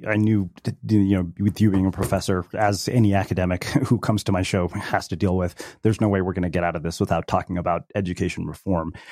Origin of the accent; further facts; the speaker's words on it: United States; having been born and brought up in the United States